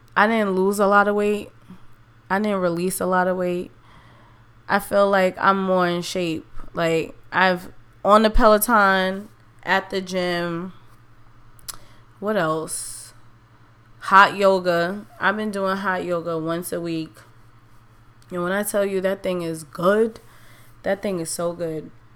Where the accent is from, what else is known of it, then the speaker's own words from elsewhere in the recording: New York, United States; I love to vacation in my hometown. New York is a beautiful place